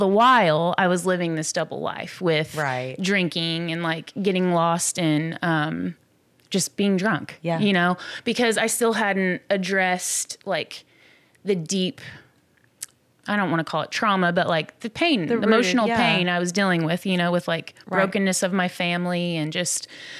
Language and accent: English; Midwest, United States; I mean, and I grew up in the Midwest, so it's like, I know what winter is like.